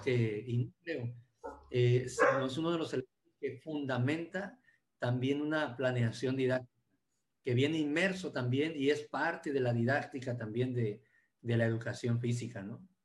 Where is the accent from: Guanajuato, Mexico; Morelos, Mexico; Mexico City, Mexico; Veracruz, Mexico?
Veracruz, Mexico; Martínez de la Torre; Aquí le llaman la capital mundial del cítrico y, y soy orgullosamente de Martínez de la Torre, Veracruz, México